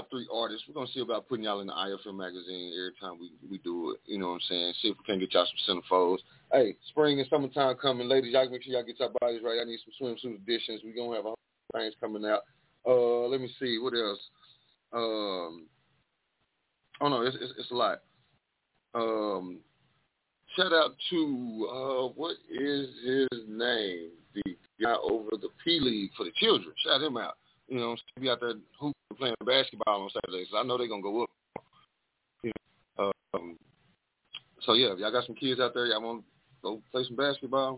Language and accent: English; the South, United States; I'm from the South